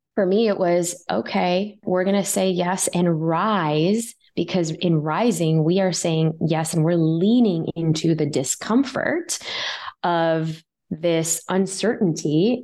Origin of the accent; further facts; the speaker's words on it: Chicago, Illinois, United States; I was still growing up in Chicago